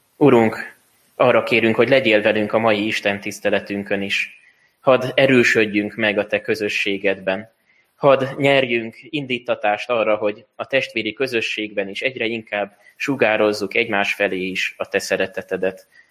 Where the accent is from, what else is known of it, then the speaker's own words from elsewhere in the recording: Hungary; mi magyarok vagyunk